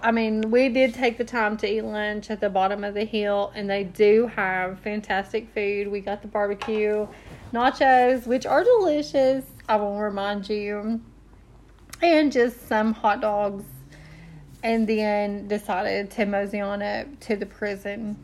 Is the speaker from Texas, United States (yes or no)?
no; Tennessee, United States; we are from Tennessee